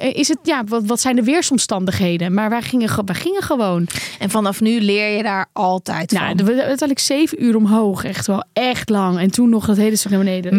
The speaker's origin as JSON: {"language": "Dutch", "country": "Netherlands", "said": "Wij zijn Hollanders"}